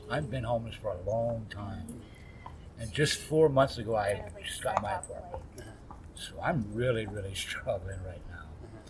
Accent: Louisiana, United States; also born or lived in Minnesota; I was born and raised in Louisiana.

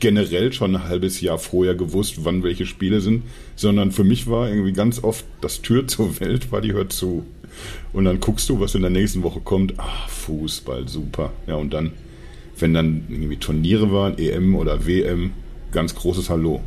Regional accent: Dortmund, North Rhine-Westphalia, Germany; ich komme ja, also gebürtig aus Dortmund, habe sehr lange zwar irgendwie so in der Nähe von Dortmund gewohnt

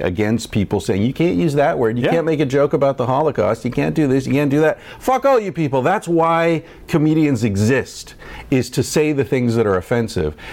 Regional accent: Ireland; I'm not white. I'm Irish.

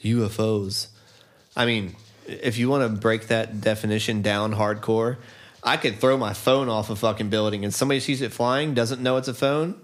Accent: Northeast, United States; born and raised in the Northeast

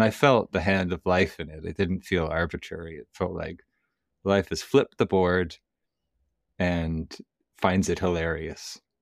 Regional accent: Canada; I'm from Canada

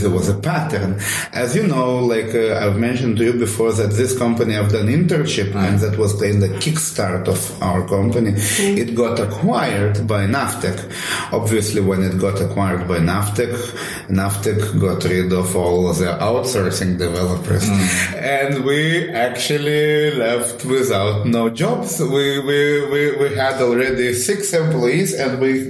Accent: Kaunas, Kaunas County, Lithuania; I am an entrepreneur from Baltic States, Lithuania, Kaunas.

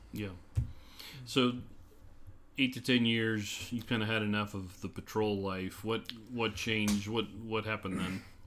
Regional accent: Midwest, United States; moved away; I grew up in the Midwest.

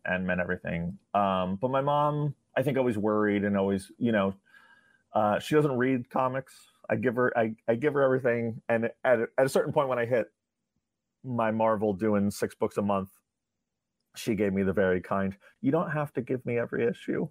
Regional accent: New York, United States; I, I grew up in New York

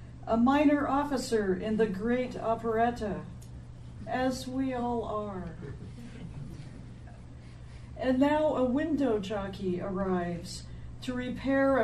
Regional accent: Emporia, Kansas, United States; now in Lawrence, United States; I'm from Emporia originally.

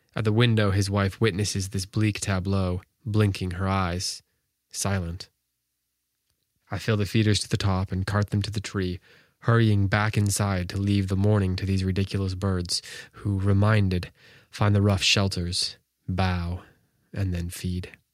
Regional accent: Wisconsin, United States; now in North Carolina, United States; I'm from Wisconsin

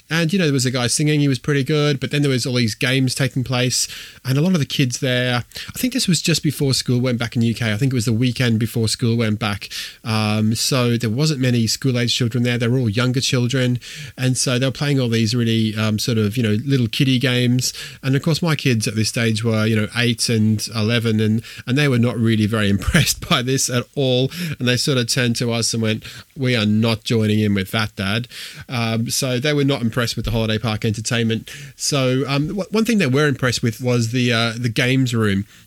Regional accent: Australia; moved away as an adult; also born or lived in Wolverhampton; I grew up in Australia, born in Australia, grew up in Australia

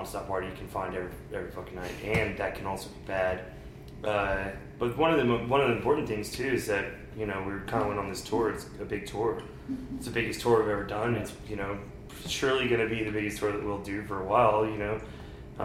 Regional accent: Austin, Texas, United States; also born or lived in Magnolia, Texas / Houston, Texas; I was born in Austin.

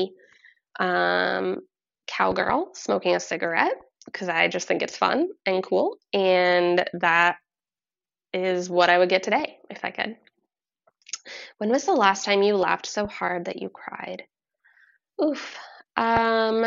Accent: Vermont, United States; I'm from Vermont. We actually grew up in really similar locations in Vermont, born in the same hospital, same area.

